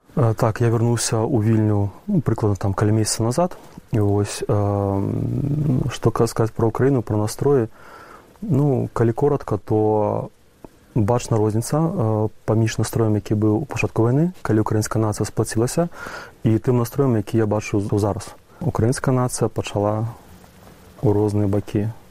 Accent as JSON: {"language": "Belarusian", "country": "Belarus", "moved": "yes", "lives_now": "Ukraine", "said": "я беларус"}